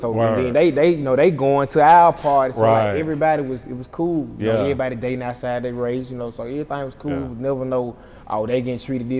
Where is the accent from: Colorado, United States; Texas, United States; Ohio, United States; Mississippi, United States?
Mississippi, United States; Cleveland; Yeah, I'm from the trenches, bro, like, country. Deep in the South, so we're like, yeah, I'm from Cleveland. Small city, though, like, everybody know everybody.